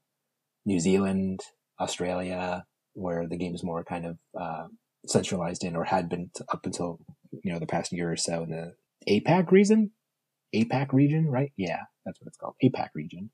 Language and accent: English; Cleveland, Ohio, United States; now in Indianapolis, United States; I'm from Cleveland